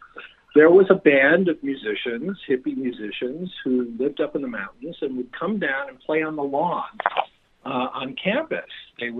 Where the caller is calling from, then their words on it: Los Angeles, California, United States; Los Angeles. Sunny, sweltering Los Angeles.